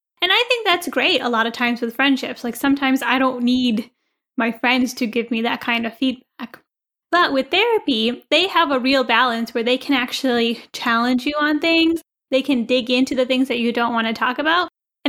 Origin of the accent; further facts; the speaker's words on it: India; we care a lot about what people think about us. Maybe because we're Indian.